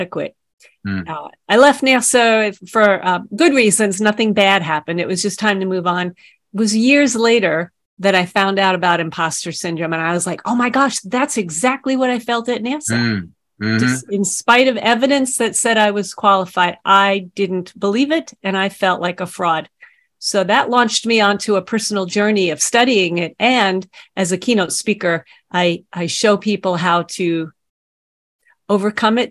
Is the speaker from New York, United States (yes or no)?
yes; New York City, New York, United States; I grew up on Staten Island